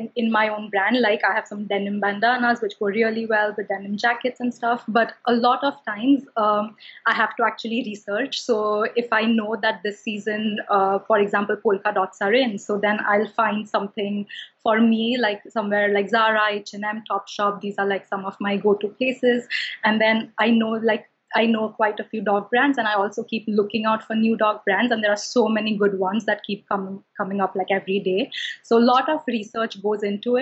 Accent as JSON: {"language": "English", "town": "Mumbai", "region": "Maharashtra", "country": "India", "tie": "born or raised there", "also_born_or_lived": "London", "moved": "as an adult", "lives_now": "New York, United States", "said": "growing up in Mumbai, I'm from Mumbai, India"}